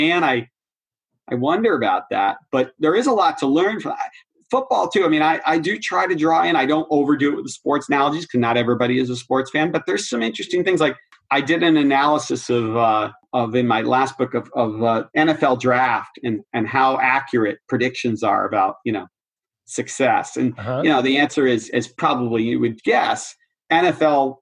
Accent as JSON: {"language": "English", "town": "Boston", "region": "Massachusetts", "country": "United States", "said": "I'm a Bostonian"}